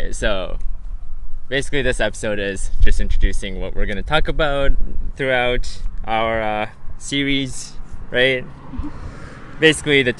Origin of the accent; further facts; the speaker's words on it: Japan; moved away; also born or lived in Canada; I'm from Japan